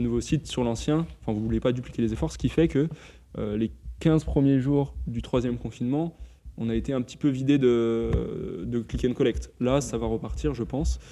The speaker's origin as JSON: {"language": "French", "town": "Lyon", "region": "Auvergne-Rhône-Alpes", "country": "France", "said": "en tant que lyonnais"}